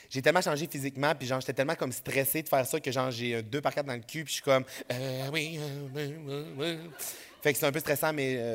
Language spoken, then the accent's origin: French; Saguenay, Quebec, Canada; Quand j'étais jeune au Saguenay, je prenais n'importe quelle opportunité qui passait pour me rapprocher de genre mon rêve de, faire de la télé